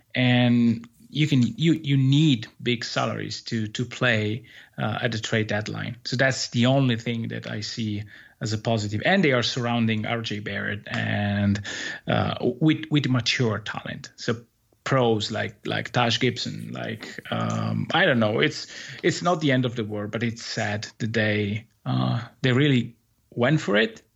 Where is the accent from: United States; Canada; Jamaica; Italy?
Italy; in the second Italian league here, uh, in my hometown